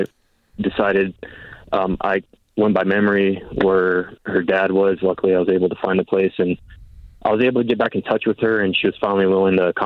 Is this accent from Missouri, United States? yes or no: no; San Antonio, Texas, United States; now in near Waco, United States; I left my hometown of San Antonio